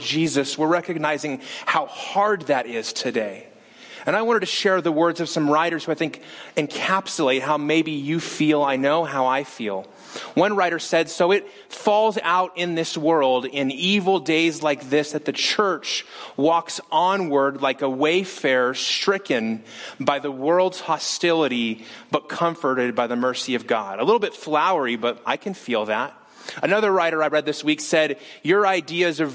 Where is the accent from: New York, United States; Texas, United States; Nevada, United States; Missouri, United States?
Nevada, United States; Las Vegas; moved away; We're from Las Vegas